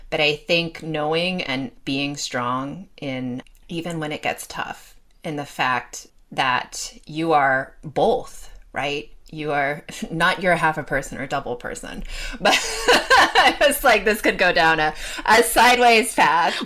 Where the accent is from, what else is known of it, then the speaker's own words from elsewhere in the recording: Los Angeles, California, United States; I grew up in Los Angeles